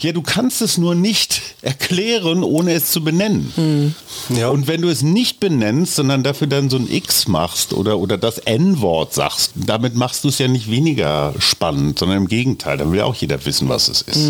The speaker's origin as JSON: {"language": "German", "country": "Germany", "said": "als Deutsche"}